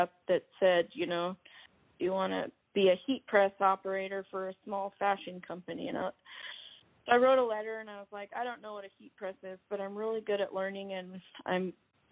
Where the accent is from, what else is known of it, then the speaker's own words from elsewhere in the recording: Seattle, Washington, United States; moved away as an adult; now in Los Angeles, United States; my family's actually like from L.A., but I was born in Seattle.